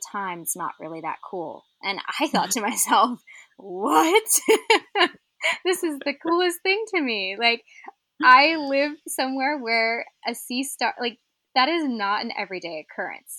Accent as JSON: {"language": "English", "region": "Arizona", "country": "United States", "tie": "born or raised there", "also_born_or_lived": "St. Petersburg, Florida", "moved": "as an adult", "said": "I grew up in Arizona, landlocked desert"}